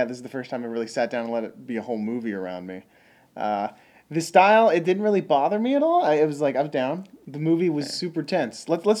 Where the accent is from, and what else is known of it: United States